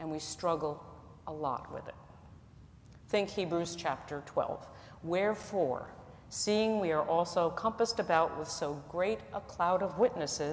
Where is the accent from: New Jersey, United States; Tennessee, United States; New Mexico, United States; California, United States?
New Jersey, United States; I'm from New Jersey